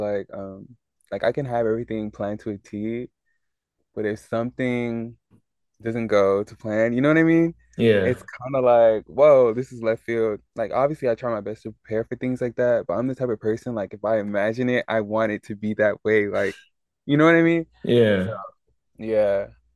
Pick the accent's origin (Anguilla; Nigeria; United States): Nigeria; me being Nigerian